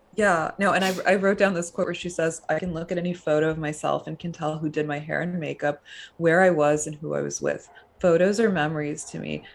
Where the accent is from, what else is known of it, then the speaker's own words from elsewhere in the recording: suburban New Jersey, United States; growing up in suburban New Jersey